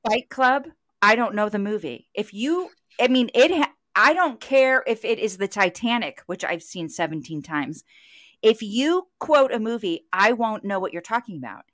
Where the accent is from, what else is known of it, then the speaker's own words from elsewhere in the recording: St. Louis, Missouri, United States; I'm from Saint Louis